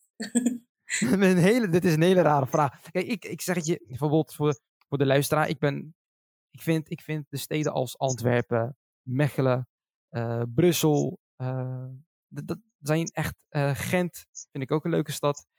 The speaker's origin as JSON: {"language": "Dutch", "town": "Schiedam", "region": "South Holland", "country": "Netherlands", "tie": "born or raised there", "lives_now": "Rotterdam, Netherlands", "said": "ik kom zelf uit Schiedam. Ik ben geboren in Schiedam."}